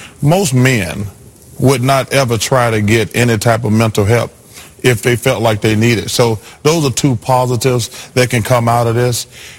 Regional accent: the South, United States; I'm from the South.

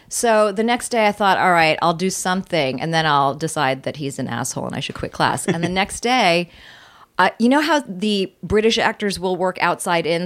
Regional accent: Virginia, United States; I was born in Virginia

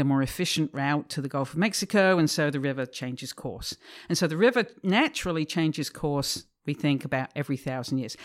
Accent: England, United Kingdom; moved away as an adult; I'm from England originally. I was brought up in a, in a kind of industrial manufacturing town just north of London

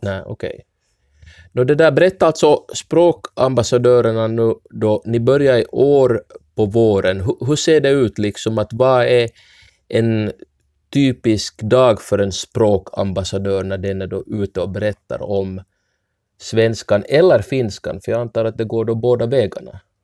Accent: Ostrobothnia, Finland; first language Swedish; Som enspråkigt svensk österbottning som har lärt mig finska ganska sent i livet

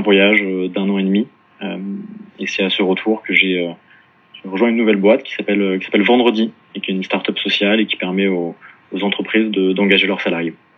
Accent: Paris, Île-de-France, France; also born or lived in Dublin / Melbourne; je suis né et, grandi à Paris

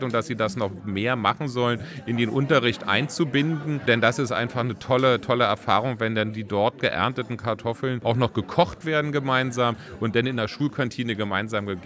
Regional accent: West Berlin, Berlin, Germany; ich bin auch mit Granny Smith groß geworden in Westberlin.

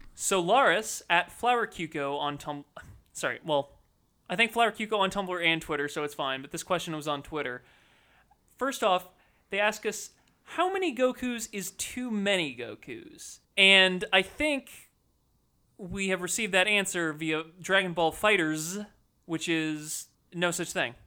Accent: United States; we're all American

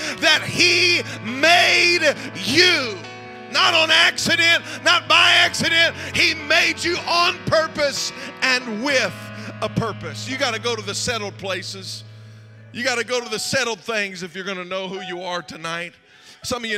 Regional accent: Zanesville, Ohio, United States; I grew up here. I grew up in Zanesville

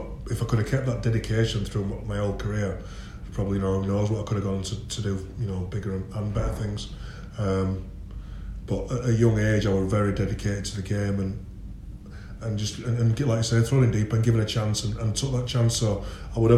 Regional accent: Bradford, Yorkshire and the Humber, United Kingdom; I enjoy growing up in Bradford. It made me the person I am. I've always lived here

